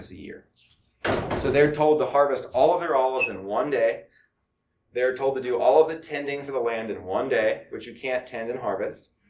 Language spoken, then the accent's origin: English; United States; we're American citizens and we're not foreign